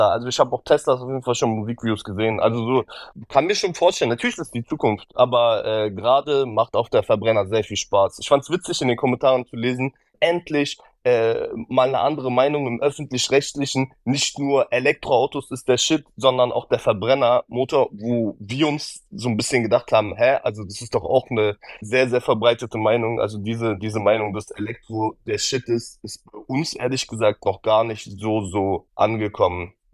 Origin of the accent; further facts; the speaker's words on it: Berlin, Germany; Ja, und wir, wir kommen auch noch beide aus Berlin.